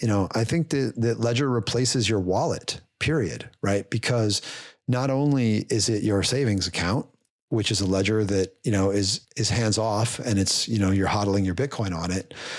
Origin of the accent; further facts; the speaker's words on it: Indiana, United States; I'm from Indiana